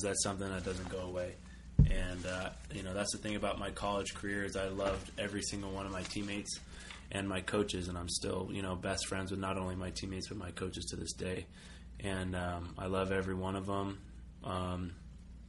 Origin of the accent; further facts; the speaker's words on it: Los Angeles, California, United States; I'm from Los Angeles